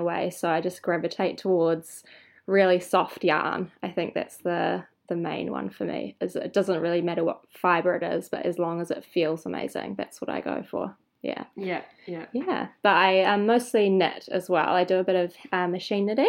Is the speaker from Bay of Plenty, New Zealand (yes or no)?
no; Golden Bay, Tasman, New Zealand; now in Wellington, New Zealand; I'm actually from Golden Bay, which is like the hook at the top of the South Island of New Zealand